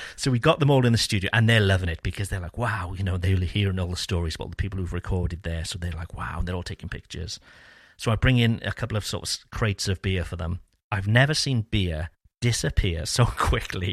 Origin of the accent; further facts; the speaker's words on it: Cardiff, Wales, United Kingdom; moved away as an adult; now in France; growing up in Cardiff